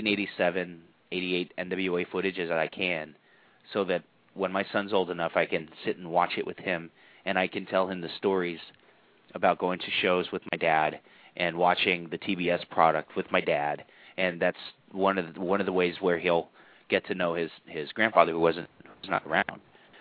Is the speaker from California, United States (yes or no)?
yes; San Francisco, California, United States; I grew up here in San Francisco